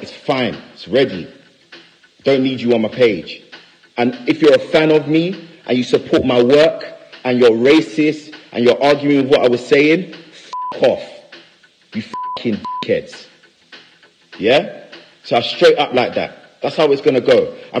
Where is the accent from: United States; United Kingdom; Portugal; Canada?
United Kingdom; London; I never ever left the UK to go and live in LA for over a year. I never did. I'm from London. I'm from here.